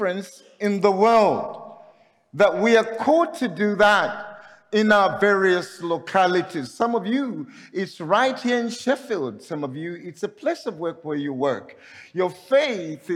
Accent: Zambia; I'm coming from Zambia

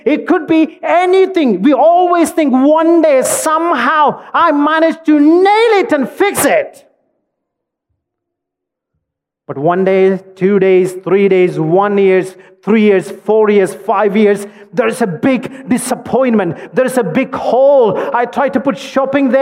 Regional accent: India; As an Indian

